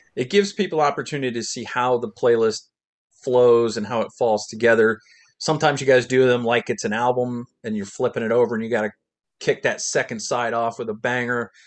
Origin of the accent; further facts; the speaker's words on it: Middlesex, New Jersey, United States; actually born in Middlesex, New Jersey